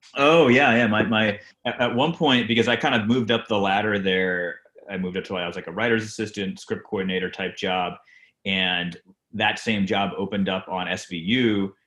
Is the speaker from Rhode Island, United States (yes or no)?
yes; Rhode Island, United States; I grew up in Rhode Island